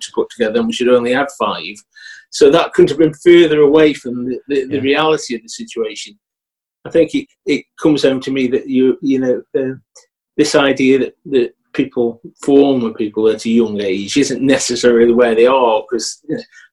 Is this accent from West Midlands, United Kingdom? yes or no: yes; Stoke-on-Trent, West Midlands, United Kingdom; I grew up in Brindley Ford. So I grew up in a little mining village, you know, typical of North Staffordshire in that sense